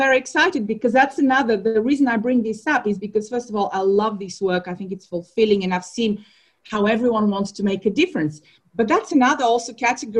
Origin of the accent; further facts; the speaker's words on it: Bulgaria; also born or lived in Ghana; now in London, United Kingdom; I'm from Bulgaria